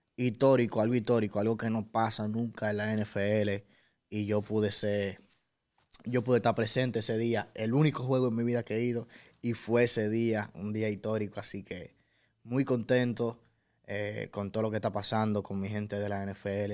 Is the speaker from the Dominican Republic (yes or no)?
yes; Dominican Republic; yo soy de RD